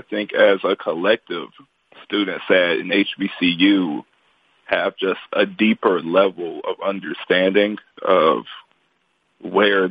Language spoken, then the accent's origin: English; Tuscaloosa, Alabama, United States; moved away as an adult; now in North Carolina, United States; growing up in Tuscaloosa, Alabama